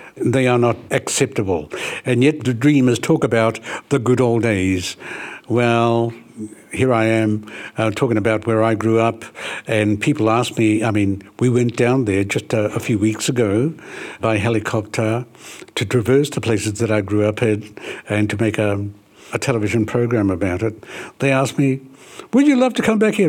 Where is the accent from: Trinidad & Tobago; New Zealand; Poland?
New Zealand; Ruatahuna, Bay of Plenty; we're from Ruatahuna